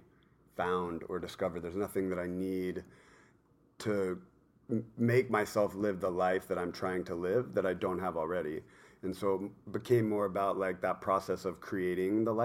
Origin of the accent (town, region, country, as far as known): Yorba Linda, California, United States; born or raised there; also born or lived in New York / New Jersey; now in Newport Beach, United States